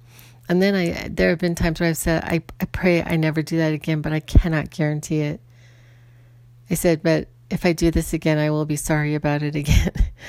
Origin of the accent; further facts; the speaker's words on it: Ireland; I'm Irish, and so I can have a temper. I was born this way. This is just the way I am.